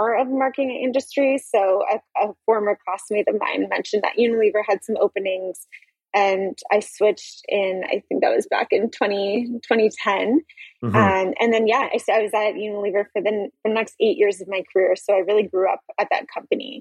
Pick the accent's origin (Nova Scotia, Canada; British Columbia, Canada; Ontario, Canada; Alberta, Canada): Nova Scotia, Canada; Halifax; moved away as an adult; also born or lived in Toronto; I'm from Halifax originally